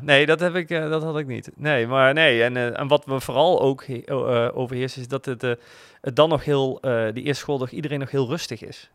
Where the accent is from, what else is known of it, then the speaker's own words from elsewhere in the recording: Groesbeek, Gelderland, Netherlands; ik ben opgegroeid in Groesbeek en dan moest ik naar Nijmegen naar school.